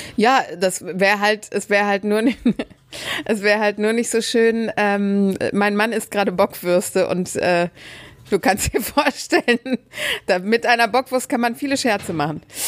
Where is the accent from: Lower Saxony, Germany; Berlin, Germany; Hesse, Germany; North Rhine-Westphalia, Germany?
North Rhine-Westphalia, Germany; Dortmund; ich bin ja gebürtige Dortmunderin